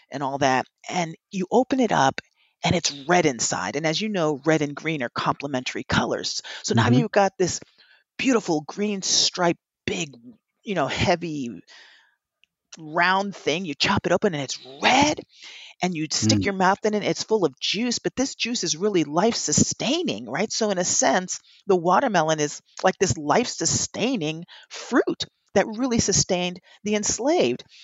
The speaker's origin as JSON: {"language": "English", "town": "Princeton Junction", "region": "New Jersey", "country": "United States", "tie": "born or raised there", "said": "That's what I grew up doing in Princeton Junction, New Jersey, because that's what we did in Cuba."}